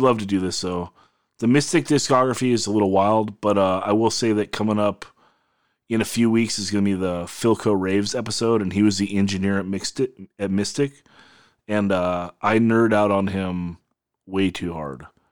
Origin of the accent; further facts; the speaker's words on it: Oxnard, California, United States; We're all from Nard. We all went to Nard High